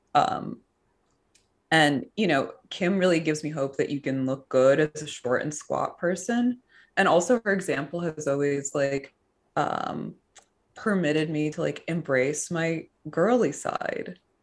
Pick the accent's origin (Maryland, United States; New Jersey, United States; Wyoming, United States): New Jersey, United States; suburban; growing up in suburban New Jersey